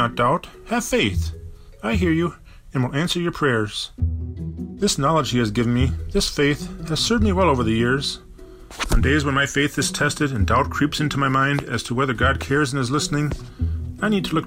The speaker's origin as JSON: {"language": "English", "town": "Bloomington", "region": "Minnesota", "country": "United States", "tie": "born or raised there", "said": "growing up in Bloomington, Minnesota"}